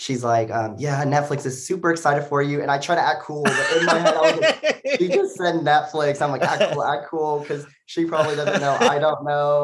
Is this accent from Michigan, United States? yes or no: no; Joshua, Texas, United States; moved away as an adult; also born or lived in Arkansas; now in Austin, United States; I grew up in a small town called Joshua, Texas